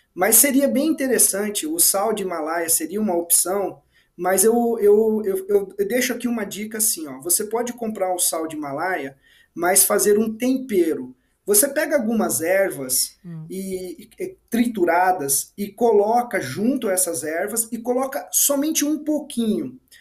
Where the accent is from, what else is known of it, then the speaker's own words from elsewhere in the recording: interior of São Paulo state, Brazil; Eu sou do interior do estado de São Paulo, né? Eu cresci em sítio